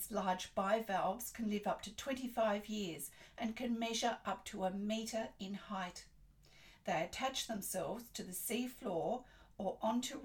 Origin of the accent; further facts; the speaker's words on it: Australia; I'm an Australian textile artist